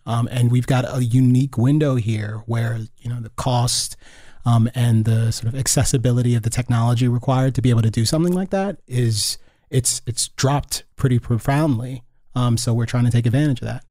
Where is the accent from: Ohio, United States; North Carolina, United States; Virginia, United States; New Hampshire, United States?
Virginia, United States; Northern; moved away; also born or lived in Gaithersburg, Maryland; being a kid growing up in Northern Virginia